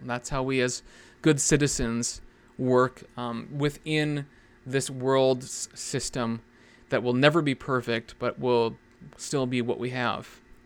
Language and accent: English; Canada; as a Canadian